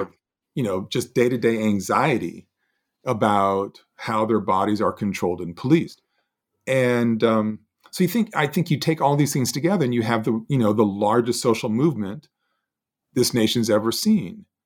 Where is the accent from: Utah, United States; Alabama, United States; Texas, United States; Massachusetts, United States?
Alabama, United States; Montgomery; we would have broken the colorline of Montgomery Academy